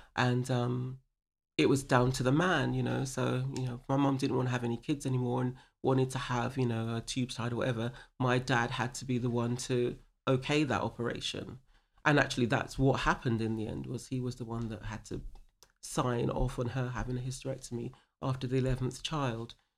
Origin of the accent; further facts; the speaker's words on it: London, United Kingdom; moved away as an adult; also born or lived in California, United States / San Diego, United States; I grew up in Stone Newington in Hackney